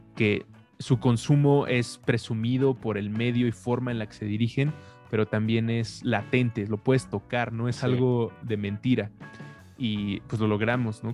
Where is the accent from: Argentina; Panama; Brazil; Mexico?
Mexico; como mexicano